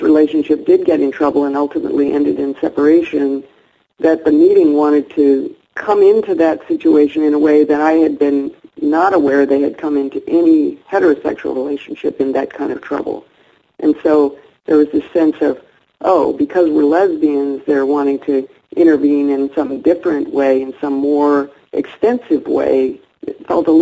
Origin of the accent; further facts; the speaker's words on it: Berkeley, California, United States; moved away as an adult; also born or lived in Seattle, Washington / Whidbey Island, Washington; I'm currently living in Berkeley, California, and I grew up in Berkeley, California